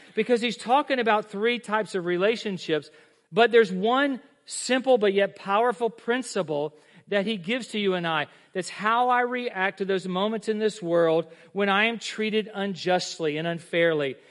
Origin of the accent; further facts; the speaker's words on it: United States; I'm an American. I'm a Christian.